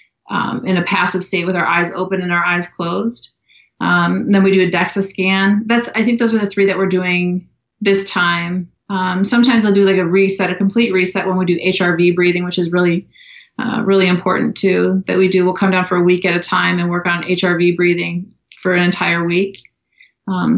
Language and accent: English; Minnesota, United States; moved away as an adult; now in Austin, United States; I was born in Minnesota and did most of my growing up in Minnesota